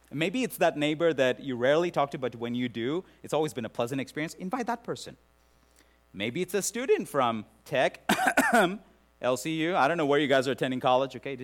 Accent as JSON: {"language": "English", "country": "India", "moved": "yes", "said": "worked among the lepers in Calcutta, India, in my home country"}